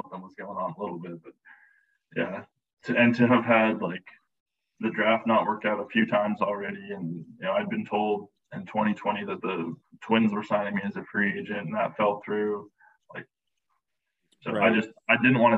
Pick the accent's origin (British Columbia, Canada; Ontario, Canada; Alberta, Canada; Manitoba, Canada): British Columbia, Canada; moved away as an adult; being from British Columbia